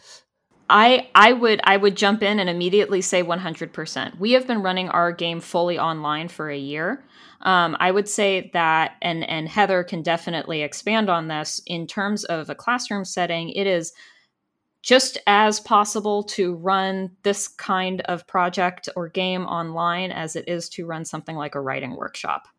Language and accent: English; California, United States; growing up in California